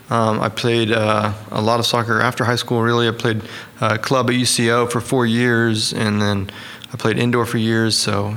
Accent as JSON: {"language": "English", "town": "Edmond", "region": "Oklahoma", "country": "United States", "tie": "born or raised there", "lives_now": "Oklahoma City, United States", "said": "So I was born in Edmond. Grew up there. Went to high school there. Went to college there. Went to OCS. Mm-hmm. And then went to UCO. And I like Edmond a lot. I've since moved downtown, but I'm in Edmond just about every day."}